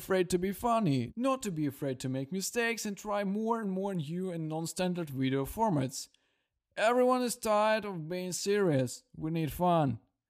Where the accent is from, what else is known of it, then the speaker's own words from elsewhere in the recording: Brest, Brest Region, Belarus; now in Minsk, Belarus; And I also wanted to move to Minsk. I'm from Brest.